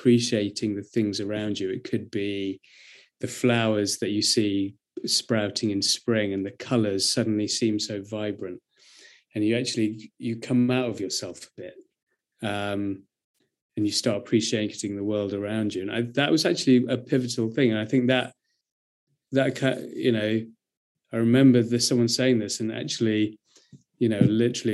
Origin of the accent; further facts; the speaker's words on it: near Brighton, South East England, United Kingdom; I grew up near Brighton